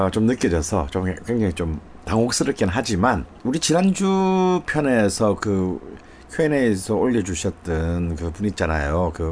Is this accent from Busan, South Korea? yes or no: yes; Busan, South Korea; moved away; 그 사실 저만 하더라도 그래 부산에서 자랐는데